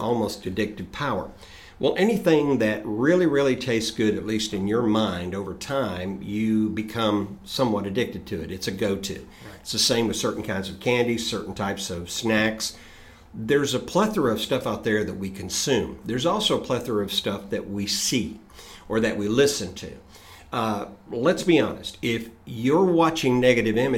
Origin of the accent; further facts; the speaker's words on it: Chattanooga, Tennessee, United States; I grew up in Southeast Tennessee in Chattanooga